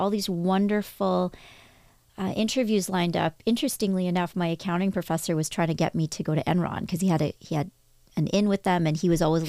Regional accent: Toronto, Ontario, Canada; also born or lived in Victoria; I was born in Toronto, moved to Victoria, moved back to Toronto. But in Victoria, I told everybody that I was from Toronto at age like 5, 6, 7.

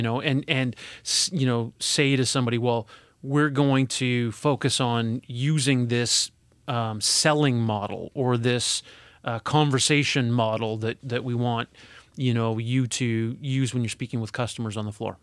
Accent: Edmonton, Alberta, Canada; moved away; I'm from, originally from Alberta. I was born in Edmonton.

